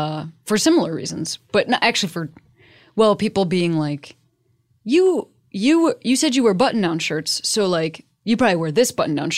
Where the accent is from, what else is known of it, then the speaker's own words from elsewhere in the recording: Chicago, Illinois, United States; Oh, I'm from Chicago.